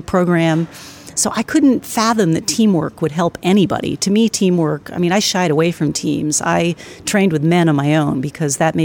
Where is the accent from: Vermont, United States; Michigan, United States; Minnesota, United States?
Vermont, United States; Lyndonville; also born or lived in New Haven, Connecticut / Rutland, Vermont; I was raised in northern Vermont in Lindenville. I have to say, though, that I was not born in Vermont. I was born in New Haven, Connecticut, and we moved to Vermont when I was three.